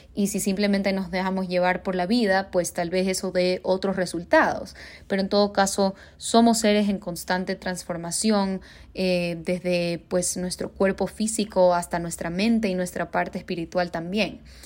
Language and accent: Spanish; Guayaquil, Guayas, Ecuador; now in Mexico City, Mexico; soy una cantautora de Guayaquil, Ecuador, que vive en Ciudad de México